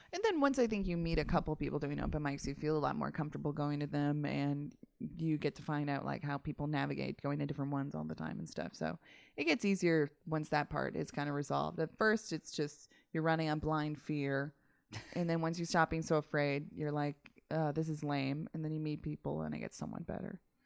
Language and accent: English; Massachusetts, United States; moved away as an adult; also born or lived in Utica, New York; now in Los Angeles, United States; originally born in upstate New York, then to Massachusetts for most of my existence, and then to Los Angeles